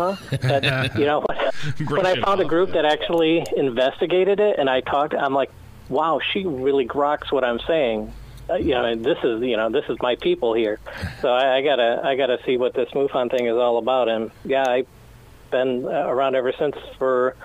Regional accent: Sterling Heights, Michigan, United States; where I grew up in Sterling Heights

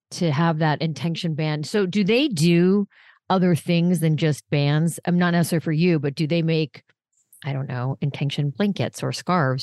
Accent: Los Angeles, California, United States; when I was little, I grew up in Los Angeles

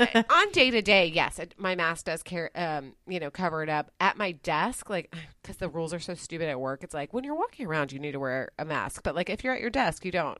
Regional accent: Dallas, Texas, United States; where I grew up in Dallas is, like, more in Dal-, like, it's very close to downtown.

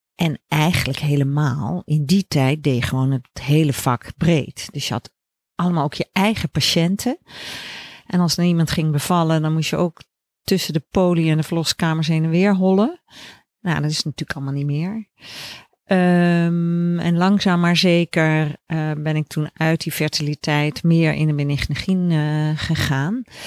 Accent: Leiden, South Holland, Netherlands; moved away; also born or lived in Groningen / Amsterdam / Veldhoven; ik ben geboren in Leiden

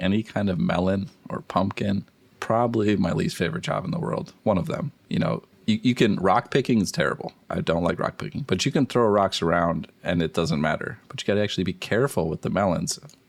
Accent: the Twin Cities, Minnesota, United States; I didn't grow up on a farm either. I grew up in the cities here in Minnesota.

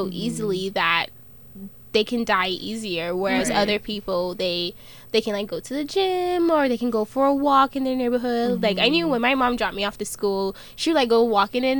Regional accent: California, United States; now in Iowa, United States; growing up in California

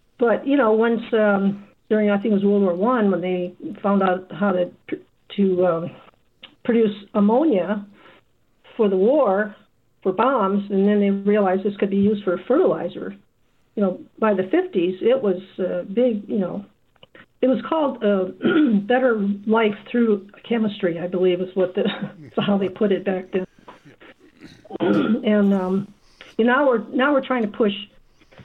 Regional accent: Michigan, United States; moved away as an adult; now in Iowa, United States; on our farm where I grew up in Michigan

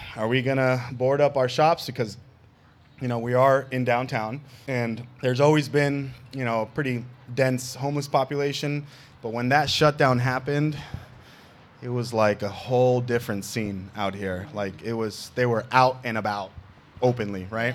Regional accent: New York City, New York, United States; now in Las Vegas, United States; New York City, where I'm from, and actually the borough that I grew up, Queens

